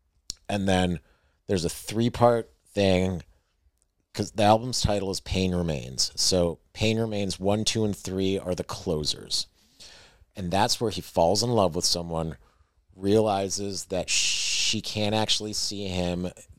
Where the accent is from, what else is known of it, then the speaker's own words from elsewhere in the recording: Western New York, United States; Do I turn on my flashers or do I admit I'm from Western New York? I'm still from Western New York.